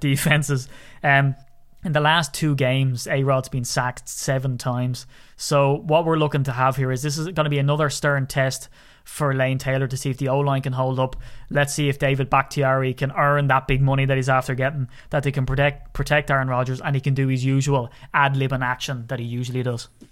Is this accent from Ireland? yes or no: yes; Ireland; accent: Irish; as an Irishman